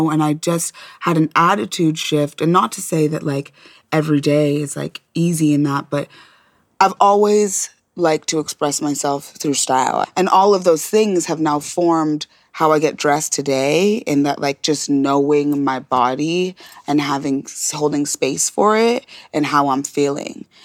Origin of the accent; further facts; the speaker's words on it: Nebraska, United States; I grew up in Nebraska.